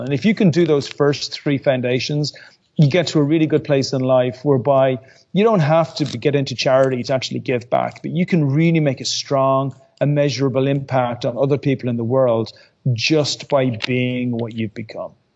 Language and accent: English; Ireland; I'm Irish.